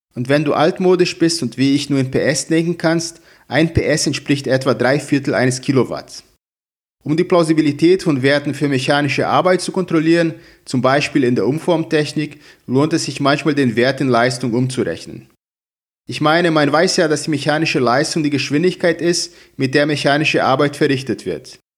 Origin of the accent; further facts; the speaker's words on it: Brazil; moved away as an adult; now in Hamburg, Germany; Ich komme aus Brasilien, wo ich auch schon Dozent war